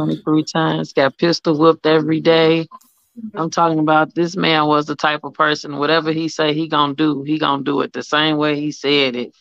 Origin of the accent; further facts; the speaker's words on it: Chicago, Illinois, United States; moved away; also born or lived in Atlanta; I'm from Chicago, but I was in Atlanta